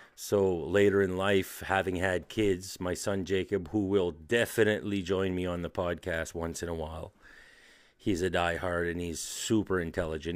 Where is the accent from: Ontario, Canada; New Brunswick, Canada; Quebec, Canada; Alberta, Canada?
New Brunswick, Canada; I'm from New Brunswick in, uh, Canada